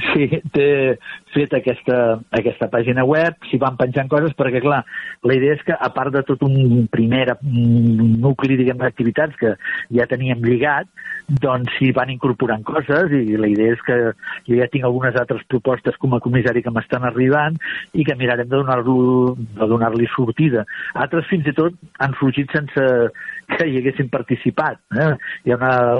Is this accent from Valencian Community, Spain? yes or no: no; Barcelona, Catalonia, Spain; era del meu barri, de Sant Andreu de, de Palomar